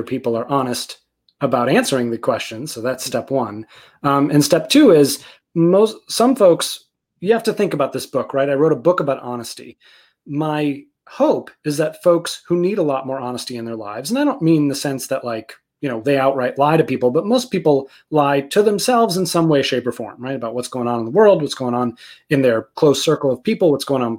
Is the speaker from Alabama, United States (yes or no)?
no; outside of Boston, Massachusetts, United States; I grew up outside of Boston.